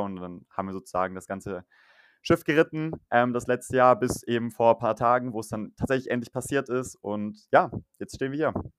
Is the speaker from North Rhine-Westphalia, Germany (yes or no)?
yes; near Düsseldorf, North Rhine-Westphalia, Germany; moved away as an adult; now in Switzerland; komme eigentlich auch gar nicht aus der Schweiz, sondern bin aus dem Rheinland, ähm, aus der Nähe von Düsseldorf